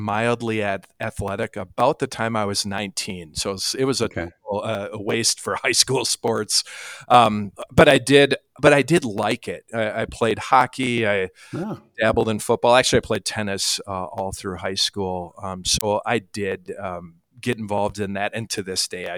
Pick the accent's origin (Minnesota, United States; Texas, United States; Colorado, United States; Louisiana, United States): Minnesota, United States; Albert Lea; moved away as an adult; now in Rock Valley, United States; spent all of my formative years in Albert Lea. So that's definitely where I'm from